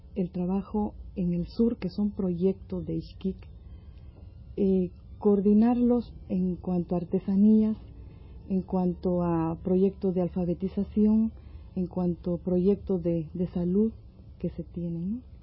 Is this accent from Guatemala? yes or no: yes; Mazatenango, Suchitepéquez, Guatemala; moved away as an adult; now in Mexico; Yo soy del sur de Guatemala, de un lugar que se llama Mazatenango.